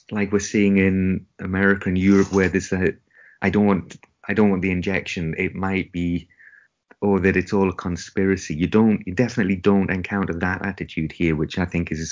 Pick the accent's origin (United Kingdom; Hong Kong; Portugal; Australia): United Kingdom; England; moved away as an adult; now in Japan; I am English